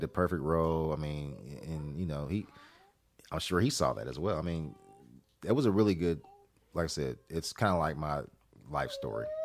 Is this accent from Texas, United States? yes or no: no; Columbus, Ohio, United States; the city where I grew up in Columbus, Ohio